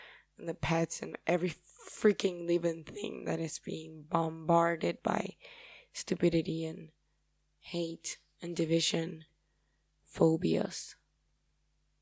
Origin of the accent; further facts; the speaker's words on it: Paraguay; accent: Paraguayan; first language Spanish; English is a second language; I love my Paraguayan accent